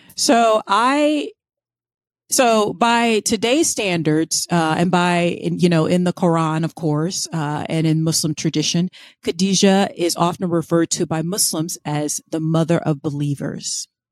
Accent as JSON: {"language": "English", "region": "Florida", "country": "United States", "tie": "born or raised there", "said": "I grew up in Florida"}